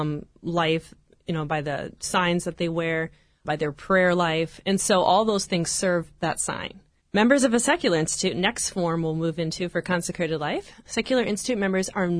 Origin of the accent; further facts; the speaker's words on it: Nebraska, United States; moved away as an adult; now in Orange, United States; I'm originally from Nebraska